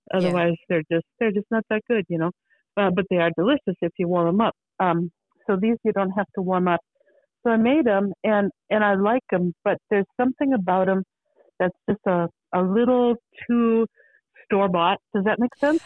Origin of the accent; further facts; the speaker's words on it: Minnesota, United States; also born or lived in Beaverton, Oregon; now in Oregon, United States; I'm from Minnesota